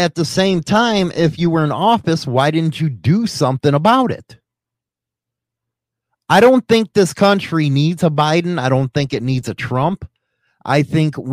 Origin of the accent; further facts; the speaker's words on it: Massachusetts, United States; I'm from Massachusetts, the Kennedy stronghold